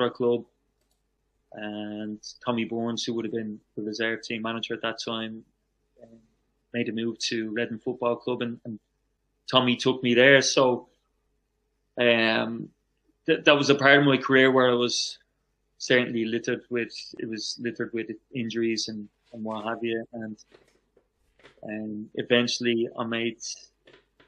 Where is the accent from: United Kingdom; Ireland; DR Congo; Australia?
Ireland; Dublin, Leinster; also born or lived in Chicago, Illinois, United States; I was born in Chicago, Illinois, over in the USA. So we didn't emigrate back over to Ireland until I was about 10. So straight away, you know, when I got in the streets of Dublin